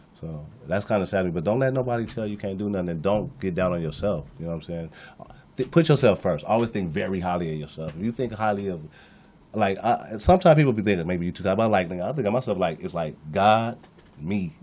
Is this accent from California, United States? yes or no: yes; Compton, California, United States; I came from nothing. I'm from Compton